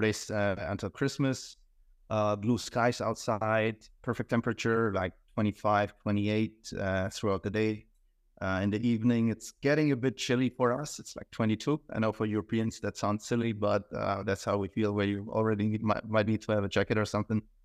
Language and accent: English; Hamburg, Germany; moved away; also born or lived in Croatia; I was born in Croatia, um, but then my, I spent my, the majority of my life in Germany, Hamburg